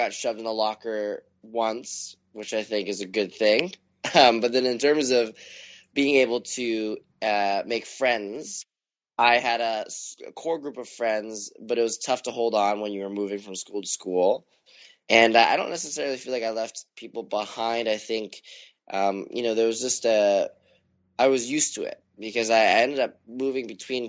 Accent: Vancouver, British Columbia, Canada; moved away as an adult; Vancouver is a great place to grow up

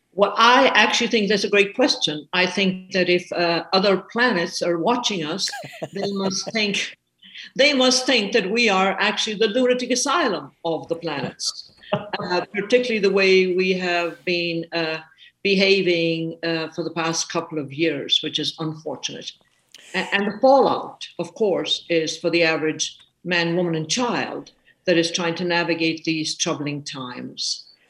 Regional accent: Ireland; now in United States; I'm an Irish woman. I am indeed. I came uh, to the States 50 years ago.

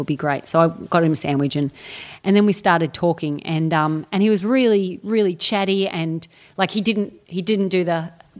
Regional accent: Australia

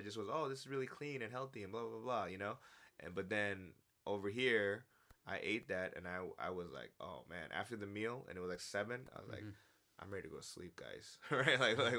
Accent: New York City, New York, United States; I don't care where I'm at, I'm from the Bronx, right?

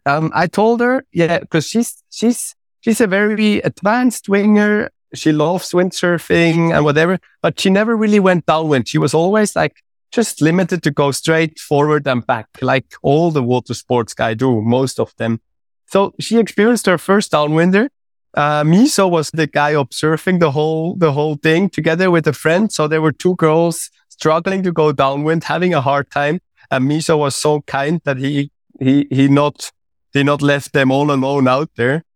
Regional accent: Switzerland; I'm coming from Switzerland

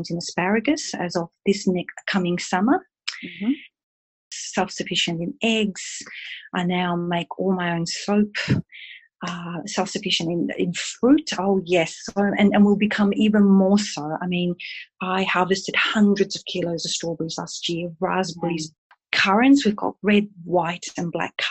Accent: Ballarat, Victoria, Australia; also born or lived in Italy; I grew up in Ballarat

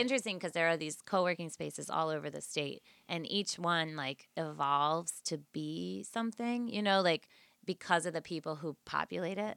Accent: Hartford, Connecticut, United States; moved away as an adult; also born or lived in New York City; now in Bridgeport, United States; Born and raised in Hartford

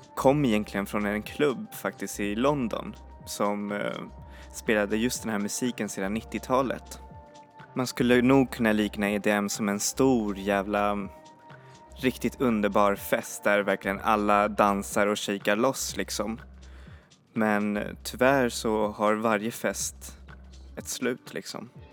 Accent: Sweden; vi svenskar

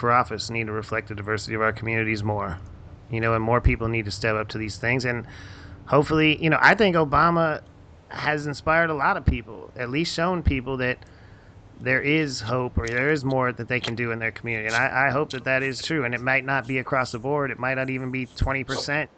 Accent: Houston, Texas, United States; I'm from Houston. for, you know, I lived in Houston a good part of my life

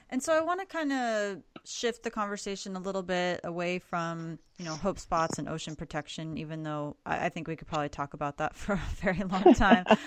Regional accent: Florida, United States; I'm originally mm-hmm. from Florida

